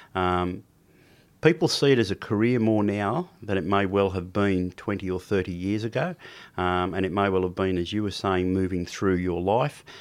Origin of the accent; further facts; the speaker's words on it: Sydney, New South Wales, Australia; also born or lived in New Zealand; I was brought up mainly in Sydney in the Sutherland Shire.